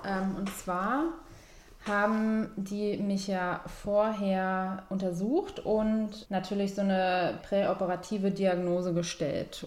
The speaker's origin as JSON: {"language": "German", "region": "Berlin", "country": "Germany", "said": "Ich komme eigentlich eher so aus dem Süden. Ja. Steglitz und so"}